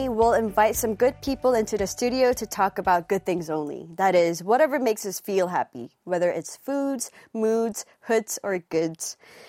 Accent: Hong Kong; because I'm Korean too, but I grew up in Hong Kong.

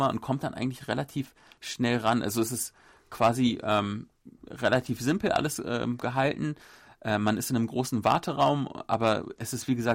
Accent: Berlin, Germany; now in South Korea; Vielleicht auch ein Sonderfall, ich komme ja aus Berlin.

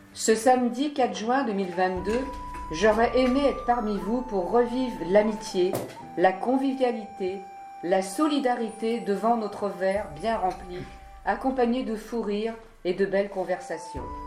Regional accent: South Korea; moved away; descendre dans mon pays natal pour faire part de ma retraite à mes parents

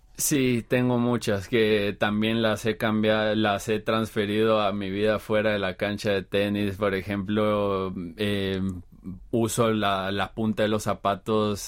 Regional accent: Guatemala; moved away as an adult; now in Seoul, South Korea; soy de Guatemala

